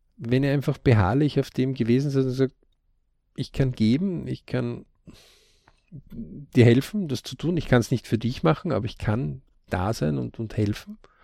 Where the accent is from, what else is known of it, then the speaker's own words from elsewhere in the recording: Austria; bei uns in Österreich.